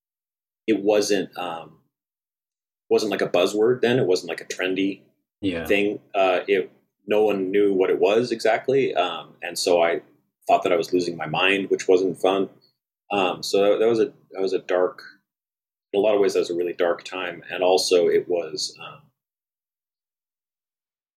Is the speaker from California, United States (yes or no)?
yes; Bay Area, California, United States; I also grew up in a relatively small town. So I'm from the Bay Area.